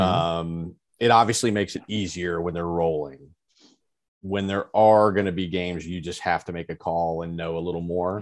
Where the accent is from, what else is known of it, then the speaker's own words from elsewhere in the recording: Alabama, United States; I was born in Alabama. I was raised an Alabama fan.